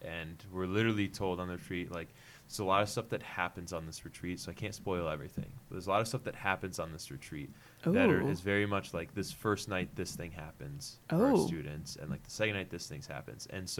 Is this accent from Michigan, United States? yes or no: yes; Flint, Michigan, United States; moved away; I grew up in just outside Flint, Michigan. So your boy's an out-of-stater. And so I grew up, my family was Lutheran. Went to public schools